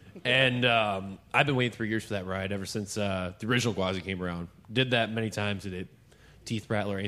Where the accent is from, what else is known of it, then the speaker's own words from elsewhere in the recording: Florida, United States; from Brainerd, Florida.